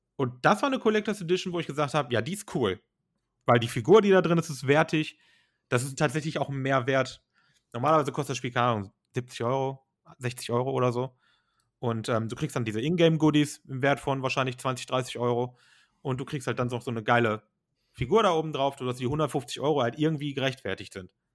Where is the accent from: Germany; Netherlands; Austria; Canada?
Germany; bei uns in Deutschland